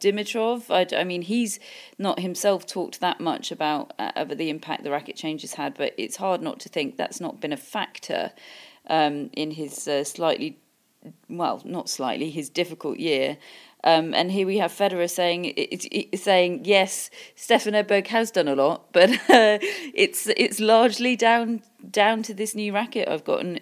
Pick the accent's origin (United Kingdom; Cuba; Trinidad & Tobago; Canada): United Kingdom; England; I am, I am English